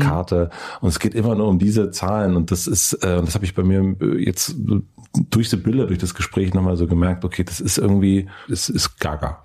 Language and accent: German; East Germany, Germany; ich bin in Ostdeutschland aufgewachsen